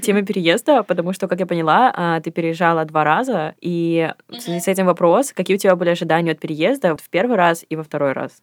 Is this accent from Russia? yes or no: no; Belarus; moved away; Я родилась в Беларуси